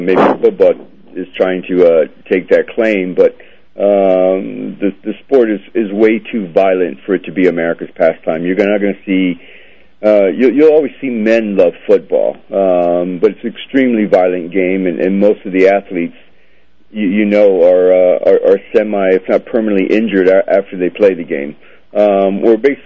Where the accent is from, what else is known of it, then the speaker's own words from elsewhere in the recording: Florida, United States; My family's Cuban. So I was actually born in Florida. They left after the revolution. And so I was raised in Florida